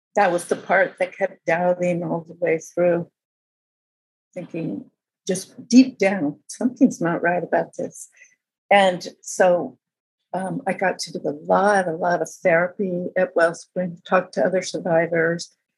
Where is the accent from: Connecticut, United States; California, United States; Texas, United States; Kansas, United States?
California, United States; outside of Berkeley; I grew up outside of Berkeley